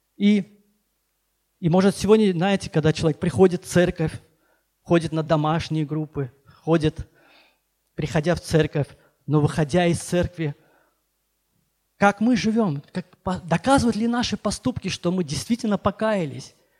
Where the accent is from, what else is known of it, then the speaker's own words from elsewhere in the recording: Baku, Azerbaijan; moved away as an adult; also born or lived in Nagorno-Karabakh; now in Sochi, Russia; я вообще беженец из Баку